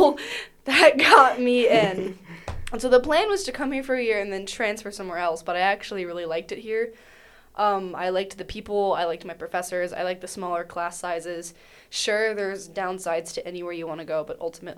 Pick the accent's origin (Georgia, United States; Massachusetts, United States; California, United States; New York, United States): Georgia, United States; Athens; I grew up in Athens, half a mile from UGA